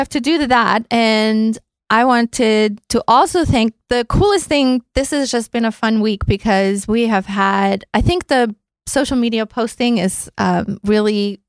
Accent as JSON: {"language": "English", "country": "Austria", "moved": "yes", "said": "Austria. I mean, since that's yeah. my home country."}